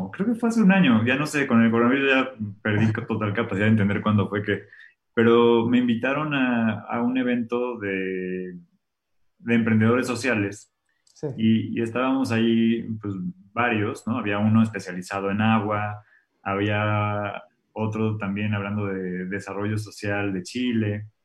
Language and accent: Spanish; Mexico; Y aunque yo sí creo que los mexicanos, aunque si te soy sincero, no sé si somos los mexicanos o los humanos